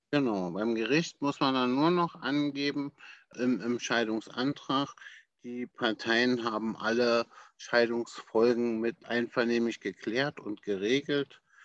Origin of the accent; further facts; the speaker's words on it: Berlin, Germany; ich selbst bin, äh, wie gesagt, ein waschechter Berliner